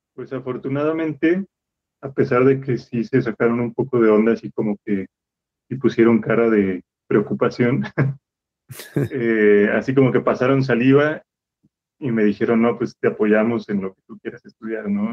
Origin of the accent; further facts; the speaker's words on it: Irapuato, Guanajuato, Mexico; moved away as an adult; yo soy de la ciudad de Irapuato y hasta, hasta que entré a la licenciatura fue que me fui a la ciudad de Guanajuato